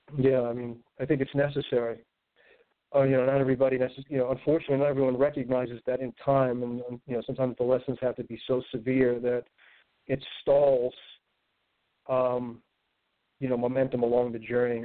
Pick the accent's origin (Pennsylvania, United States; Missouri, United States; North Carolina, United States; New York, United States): New York, United States; New York City; moved away as an adult; growing up in Brooklyn in a very kind of limited circumstance